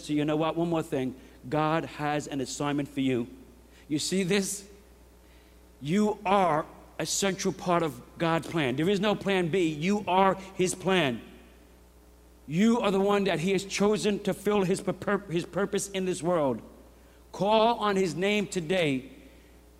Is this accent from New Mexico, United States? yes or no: no; New York, United States; I'm a New Yorker